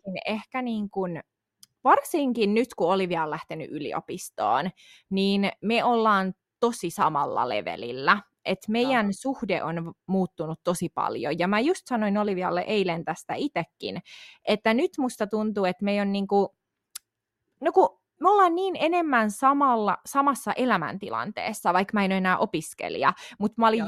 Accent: Tampere, Pirkanmaa, Finland; also born or lived in Pirkkala; on siis asunut koko lapsuuteni niinku Tampereella

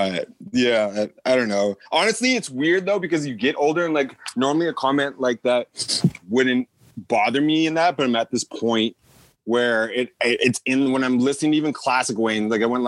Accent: Canada; I'm a nigga from Canada, too.

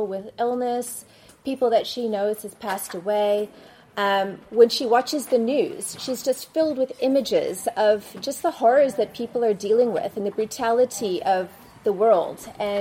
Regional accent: Canada; now in South Africa; I'm living in South Africa. I've been living there for the past 24 years now, but was born and raised in Canada

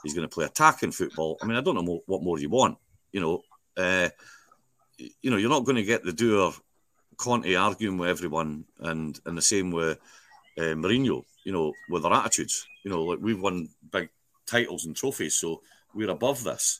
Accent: Scotland, United Kingdom; I'm Scottish

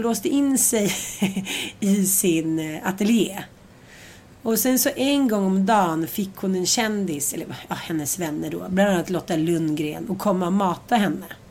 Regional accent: Sweden; för oss svenskar

